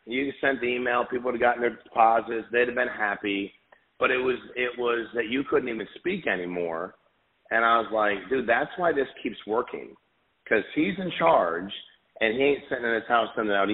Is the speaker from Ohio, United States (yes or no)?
no; Connecticut, United States; now in Florida, United States; I was born and raised in Connecticut